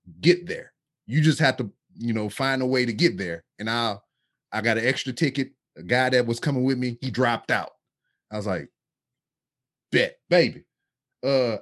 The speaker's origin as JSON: {"language": "English", "town": "Lake Charles", "region": "Louisiana", "country": "United States", "tie": "born or raised there", "moved": "as an adult", "lives_now": "Houston, United States", "said": "I'm from Lake Charles, Louisiana. That's 2 hours away from Houston."}